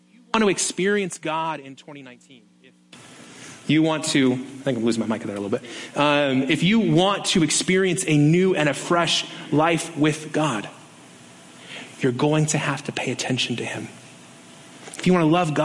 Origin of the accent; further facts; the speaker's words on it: Las Vegas, Nevada, United States; growing up on the Strip